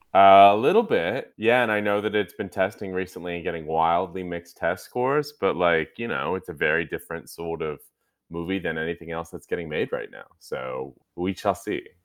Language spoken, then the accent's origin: English; Newbury Park, California, United States; i'm from Newbury park california it's uh, about 45 minutes north of los angeles